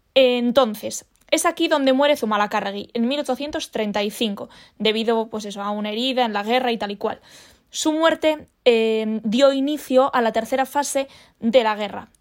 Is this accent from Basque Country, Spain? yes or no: yes; Basque Country, Spain; como sociedad vasca